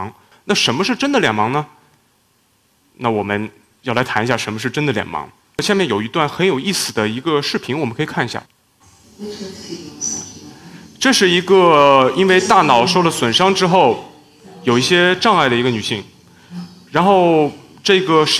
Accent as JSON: {"language": "Chinese", "country": "China", "said": "比方说我们都是中国人，加工中国人的面孔的时候"}